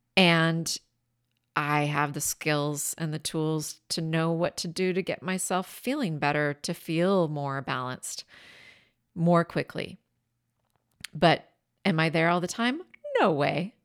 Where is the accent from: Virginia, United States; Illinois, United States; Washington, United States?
Washington, United States; my home state of Washington State on the Columbia River